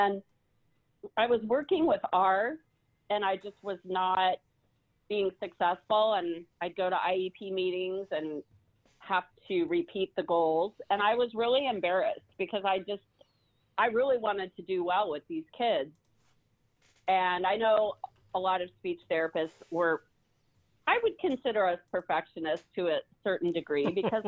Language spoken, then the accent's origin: English; California, United States; also born or lived in Pennsylvania; now in Georgia, United States; I'm originally from the Pennsylvania area, but I grew up in the central part of California.